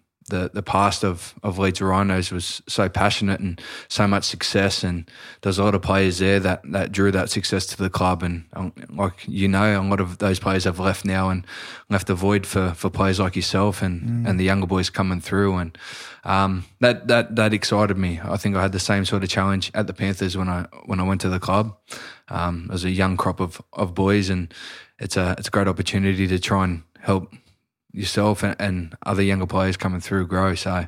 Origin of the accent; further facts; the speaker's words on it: Sydney, New South Wales, Australia; as a young chubby kid growing up in Newtown, which is in Sydney, I used to get up early with my old man.